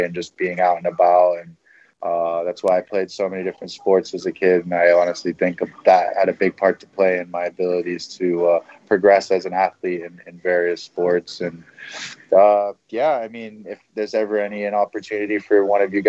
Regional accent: Hong Kong; moved away as an adult; born and raised in Hong Kong

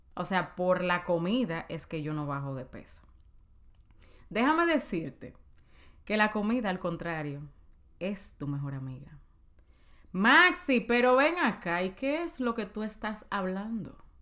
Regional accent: Dominican Republic; en mi país, en Santo Domingo

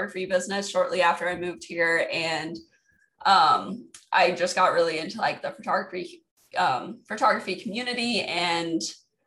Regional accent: Kansas, United States; moved away as an adult; now in California, United States; We're both originally from Kansas, but we moved here because he's in the Marines.

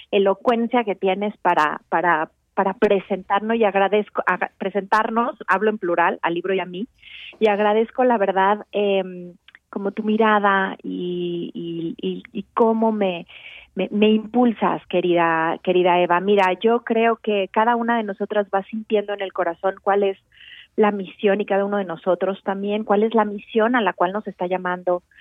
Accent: Mexico; fue un parto que dio a luz lo que hoy somos los mexicanos

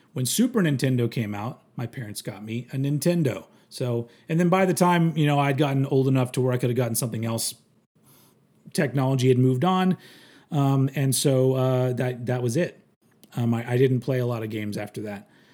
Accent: United States; I'm American

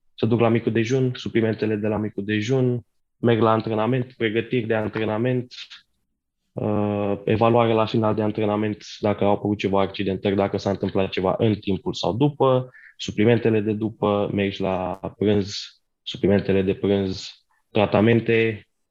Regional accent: Brașov, Brașov County, Romania; moved away; eu sunt din Brașov, aș fi vrut să rămân, în, să mă întorc înapoi în Brașov

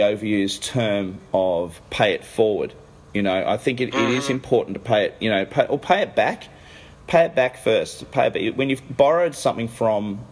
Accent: Australia; I'm not from America. So when I say this as an Australian

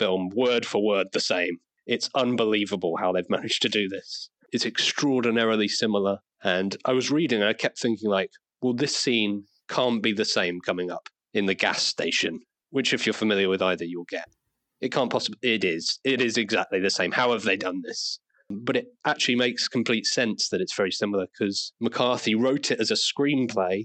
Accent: Isle of Wight, South East England, United Kingdom; now in Liverpool, United Kingdom; I'm from the south. I grew up on the Isle of Wight.

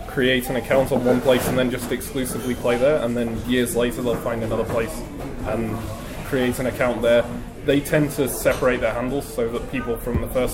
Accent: Manchester, North West England, United Kingdom; accent: southern; now in Glasgow, United Kingdom; I'm actually from Manchester, which you can't really tell from my accent either, but hey, it's just my parents deciding that southern accent sounds better and trying to train me to.

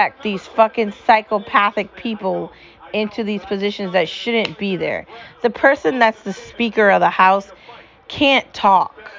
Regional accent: United States; As an American

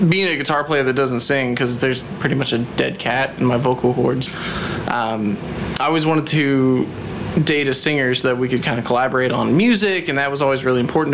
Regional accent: Indianapolis, Indiana, United States; Born and raised in Indy, went to Lawrence North High School

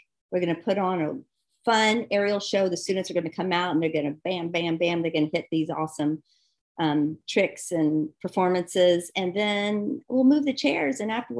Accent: the South, United States; Because I'm from the South. I'm a country right. girl, you know?

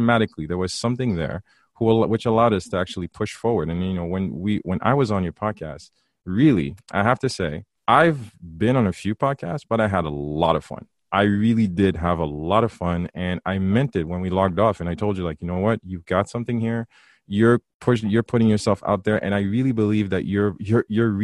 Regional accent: Haiti; growing up in Haiti, and even though we both went to St. Louis

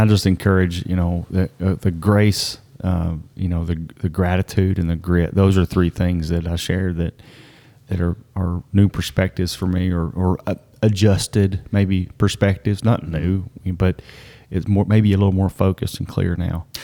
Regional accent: the county neighboring Harlan County, Kentucky, United States; we're from the county neighboring Harlan

